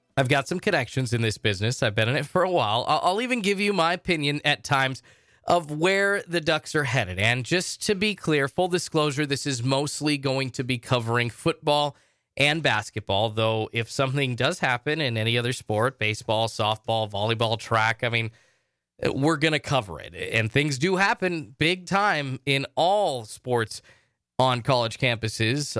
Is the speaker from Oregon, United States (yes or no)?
yes; Salem, Oregon, United States; I'm from Salem, Oregon.